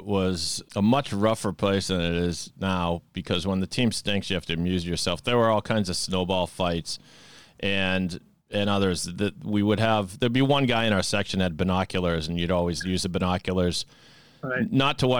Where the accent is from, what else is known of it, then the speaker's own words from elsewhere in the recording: Sharon, Massachusetts, United States; I grew up in Sharon, and my folks had season tickets from when the stadium opened.